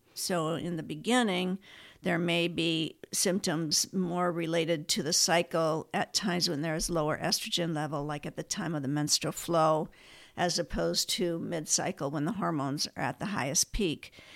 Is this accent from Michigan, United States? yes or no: yes; Ann Arbor, Michigan, United States; moved away as an adult; also born or lived in Minnesota; now in Fresno, United States; I grew up in Ann Arbor, Michigan